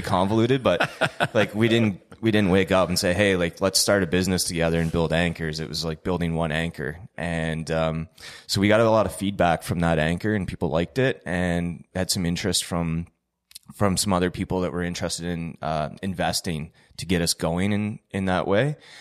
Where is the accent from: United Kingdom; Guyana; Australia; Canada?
Canada; Ontario; moved away as an adult; also born or lived in Trenton, Ontario; now in Antigonish, Canada; I'm originally from Ontario